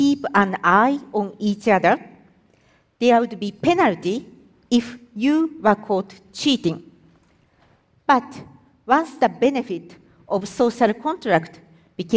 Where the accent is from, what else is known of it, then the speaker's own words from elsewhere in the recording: Japan; I am from Japan